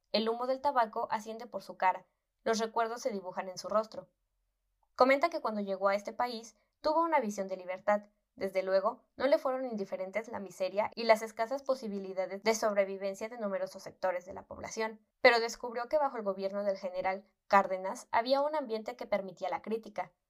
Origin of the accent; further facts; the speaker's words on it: Gandesa, Catalonia, Spain; also born or lived in Barcelona; Era el mejor empleado en el Banco de Reos, en Gandesa, mi pueblo, provincia de Tarragona, Cataluña. Al extremo que llegué a descubrir dos desfalcos cuando ya era delegado. A los 21 años me trasladé a Barcelona